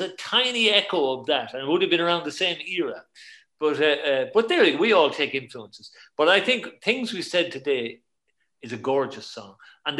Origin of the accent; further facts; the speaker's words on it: Ireland; we grew up in Ireland, and we heard everything on the radio from Britain, not from America.